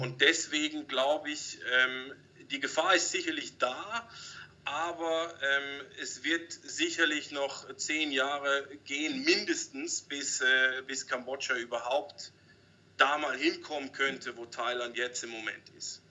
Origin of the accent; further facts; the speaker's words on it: Switzerland; moved away as an adult; now in Cambodia; wir als Schweizer